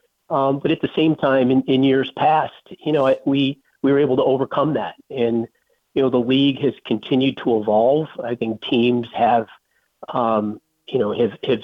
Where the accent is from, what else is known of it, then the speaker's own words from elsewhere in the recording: Syracuse, New York, United States; I'm an upstate New York guy. I grew up in Syracuse